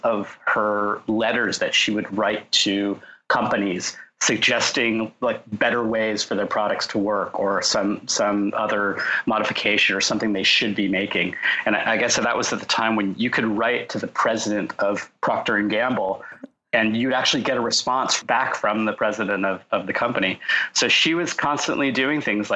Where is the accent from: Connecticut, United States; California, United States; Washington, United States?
California, United States; Orange County, Southern; also born or lived in Los Angeles / San Diego; I grew up in Southern California, in Orange County